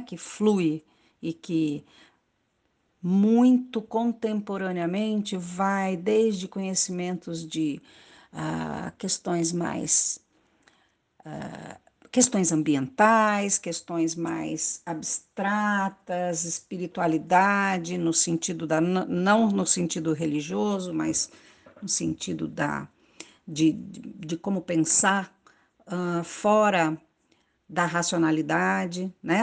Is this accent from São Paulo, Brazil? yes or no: no; Pantanal, Mato Grosso do Sul, Brazil; moved away; eu nasci e vivi no Pantanal, Mato Grosso do Sul.